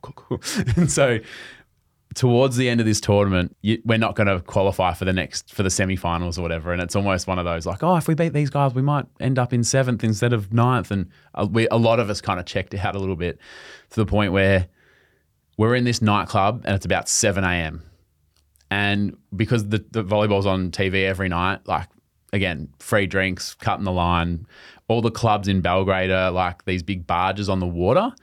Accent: Australia; accent: Australian

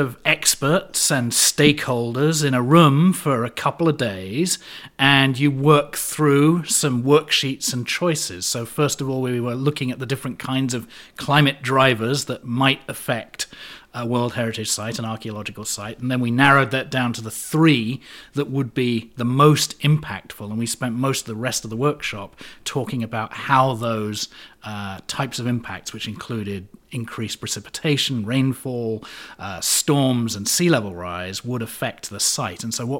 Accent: London, United Kingdom; moved away as an adult; also born or lived in Connecticut; now in United States; Oh, no, I'm originally from London, but I've been in the States for 25 years, so whenever I go back to the UK, people think I have an American accent, so.

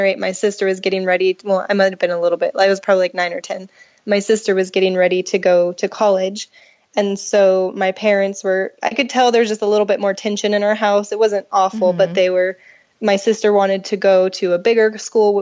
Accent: Fontana, California, United States; So I'm from Southern California, born and raised.

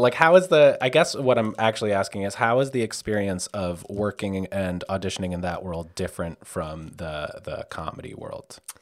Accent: outside of New York, United States; I grew up outside of New York

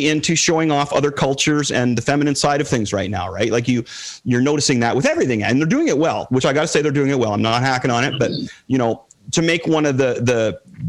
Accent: Toronto, Ontario, Canada; I'm a Canadian kid. I played on the rep team, you know, 3 games a week and 2 practices and all over Toronto

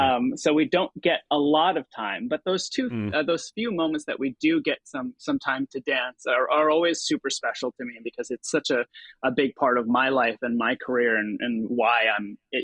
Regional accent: New Milford, New Jersey, United States; also born or lived in Philippines; She lived in Ridgewood and I lived in New Milford.

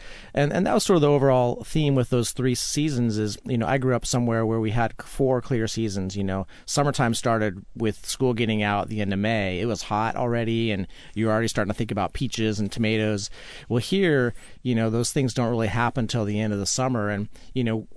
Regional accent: Utah, United States; I grew up, I grew up in Utah

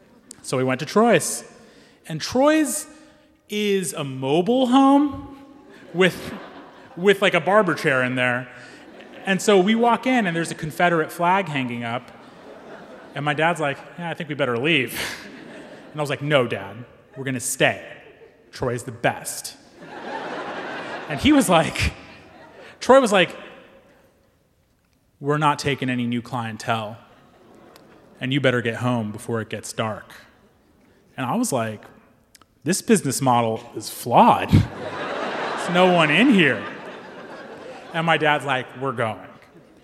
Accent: Pakistan; now in United States; I'm a Pakistani Muslim. And in 2003, I moved to rural Missouri.

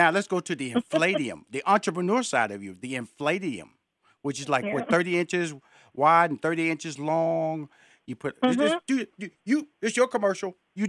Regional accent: Houston, Texas, United States; Okay, first of all, I'm from Houston, Texas. Okay, that's where I'm born and raised. So I'm a Tex-Mex phenomenon.

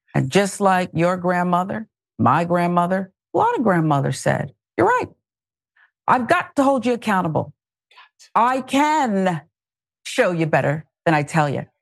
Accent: Pennsylvania, United States; I grew up in Pennsylvania

